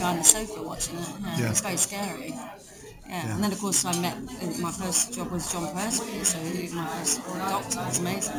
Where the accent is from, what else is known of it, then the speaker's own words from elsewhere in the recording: Dartford, South East England, United Kingdom; moved away as an adult; also born or lived in Sydenham; So I was born in Dartford, and, so I grew up there, and then I moved to Sydenham, actually, when I was 28. I didn't move out until I was 28